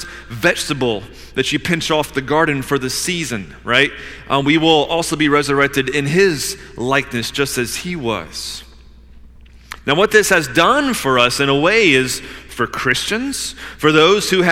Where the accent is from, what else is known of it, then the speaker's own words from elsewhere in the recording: Georgia, United States; I grew up in Georgia, playing in creeks and climbing trees and shooting cows